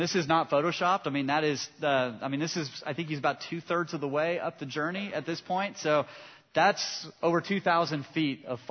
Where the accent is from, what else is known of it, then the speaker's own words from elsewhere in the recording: Southern California, United States; I grew up in Southern California